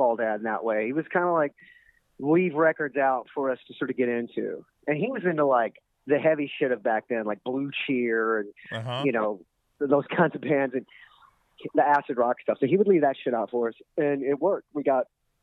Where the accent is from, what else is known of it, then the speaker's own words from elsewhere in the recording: Texas, United States; we're from Texas and because we're from a little town, a little podunk